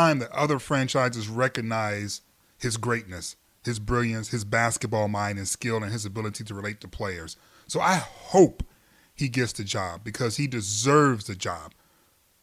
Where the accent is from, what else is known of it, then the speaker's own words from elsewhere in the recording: Michigan, United States; I'm from Michigan